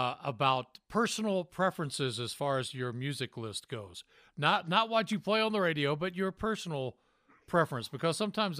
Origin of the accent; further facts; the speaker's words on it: Tennessee, United States; also born or lived in Idaho / Utah; now in Logan, United States; I'm from Tennessee. I love Tennessee.